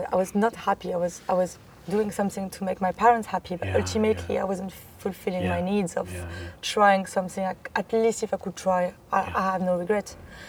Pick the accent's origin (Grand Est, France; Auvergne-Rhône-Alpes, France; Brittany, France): Brittany, France; accent: French; English is a second language; moved away as an adult; now in London, United Kingdom; So I come from the countryside, by the seaside, Brittany. I have been living in London for 8 years now, and I first came as an au pair.